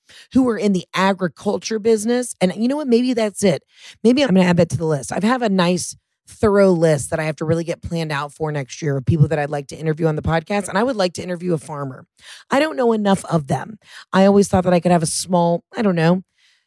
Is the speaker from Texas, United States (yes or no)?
no; Georgia, United States; I'm next door in Georgia